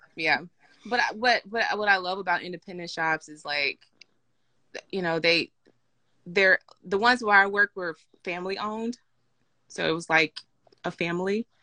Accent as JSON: {"language": "English", "region": "Mississippi", "country": "United States", "tie": "born or raised there", "moved": "yes", "lives_now": "Atlanta, United States", "said": "I grew up in Mississippi"}